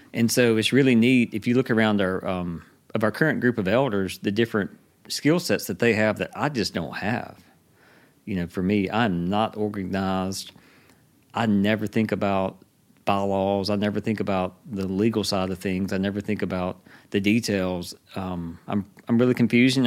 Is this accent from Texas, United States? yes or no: no; Hattiesburg, Mississippi, United States; moved away; also born or lived in Georgia; we're both from around here. We moved away, and we, we moved back here in two thousand ten